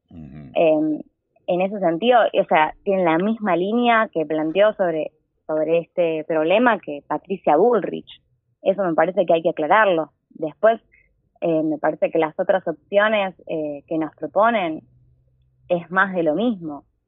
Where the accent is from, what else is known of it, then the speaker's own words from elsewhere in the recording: Quilmes, Buenos Aires Province, Argentina; Nací acá, viví siempre acá, estudié acá, de hecho estudio en la Universidad Nacional de Quilmes, así que soy quilmeña de pura cepa